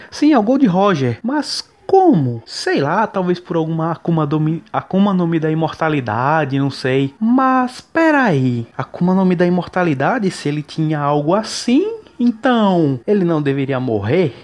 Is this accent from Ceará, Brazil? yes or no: no; João Pessoa, Paraíba, Brazil; sou de João Pessoa na Paraíba